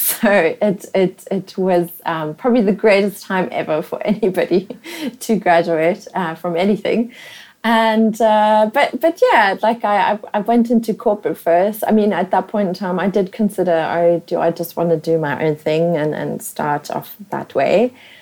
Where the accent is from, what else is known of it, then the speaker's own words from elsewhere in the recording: South Africa; accent: pavement special; first language German; English is a second language; moved away as an adult; also born or lived in Namibia / London, United Kingdom; now in Singapore; I was living in South Africa all the way, and Namibia sort of both, till the age of 21